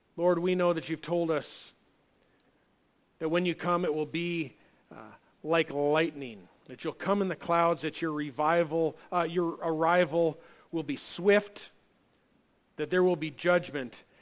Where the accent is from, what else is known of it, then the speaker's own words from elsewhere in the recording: United States; as an American.